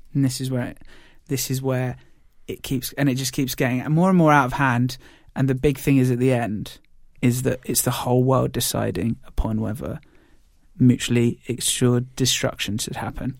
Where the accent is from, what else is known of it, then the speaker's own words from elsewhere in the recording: United Kingdom; we're British